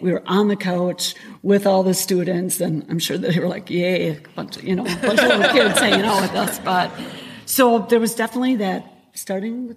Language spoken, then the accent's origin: English; Kaukauna, Wisconsin, United States; also born or lived in Milwaukee / Appleton; I obviously grew up in Kaukauna